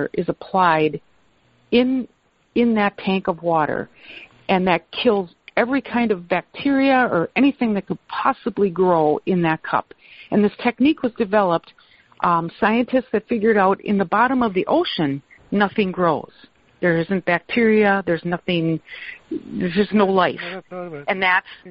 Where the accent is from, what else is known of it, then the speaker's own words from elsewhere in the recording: Wisconsin, United States; I grew up in Wisconsin. I was born and raised here.